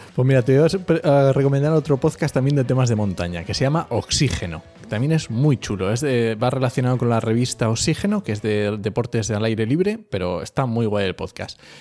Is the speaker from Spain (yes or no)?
yes; Asturias, Spain; now in Ciudad Real, Spain; yo soy asturiano, sé lo que es eh, el monte verde exuberante